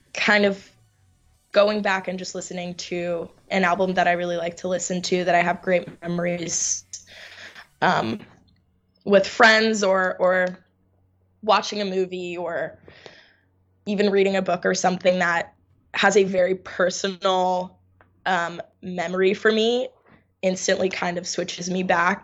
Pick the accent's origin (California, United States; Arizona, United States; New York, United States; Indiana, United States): New York, United States; also born or lived in Finland; I'm from New York, born and raised, um, hardcore New Yorker